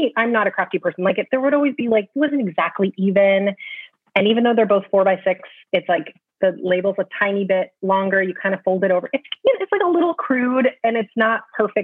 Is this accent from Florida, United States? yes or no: no; California, United States; also born or lived in Michigan; now in New York, United States; I was born in California